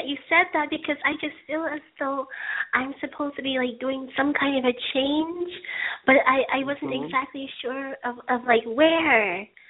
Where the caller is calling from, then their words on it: Hollywood, California, United States; Right now I'm in Hollywood, California area.